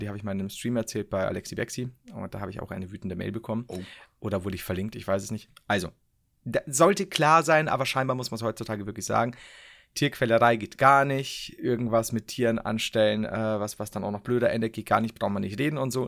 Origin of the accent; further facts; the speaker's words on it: Bavaria, Germany; bei uns in Bayern